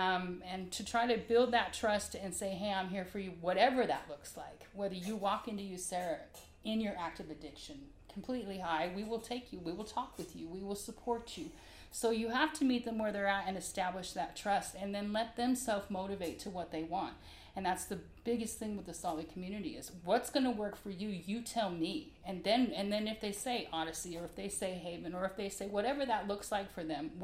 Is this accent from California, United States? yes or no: no; Salt Lake City, Utah, United States; moved away; also born or lived in Miami, Florida / the South; I grew up in Salt Lake as a child and then moved all over down south and had just recently come from Miami